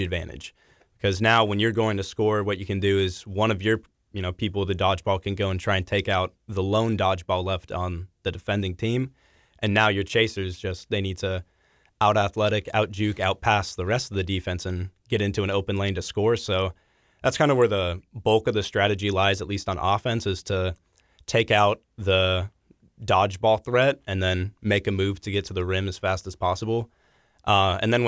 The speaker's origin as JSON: {"language": "English", "town": "Papillion", "region": "Nebraska", "country": "United States", "tie": "born or raised there", "also_born_or_lived": "Omaha, Nebraska", "moved": "as an adult", "lives_now": "Lawrence, United States", "said": "my hometown of Papillion, Nebraska"}